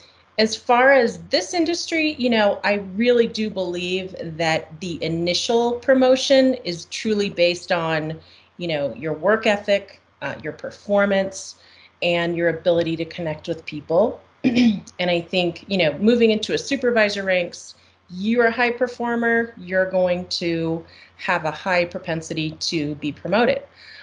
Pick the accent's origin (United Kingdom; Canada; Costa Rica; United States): Costa Rica; I grew up in Costa Rica in Central America, so I'm bilingual.